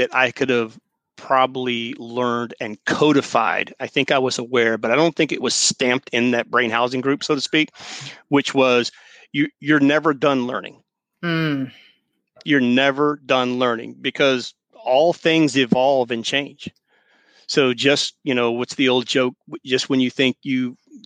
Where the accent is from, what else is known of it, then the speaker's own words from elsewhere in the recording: the South, United States; I was raised in the South